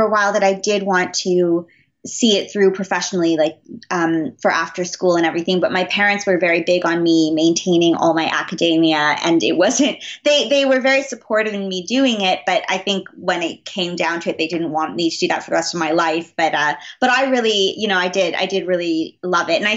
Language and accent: English; Montreal, Quebec, Canada; growing up in Montreal, we have a lot of the, there's a huge French influence here